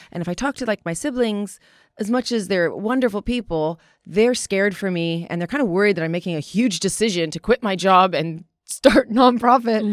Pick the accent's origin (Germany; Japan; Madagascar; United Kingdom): Japan; growing up in Japan